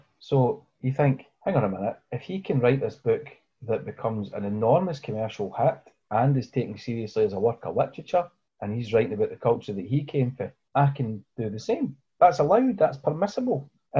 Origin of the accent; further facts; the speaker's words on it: Scotland, United Kingdom; As a Scot and as somebody who grew up working class, I'd never read a book that even remotely resembled the life that I saw outside the window on the scheme where I grew up.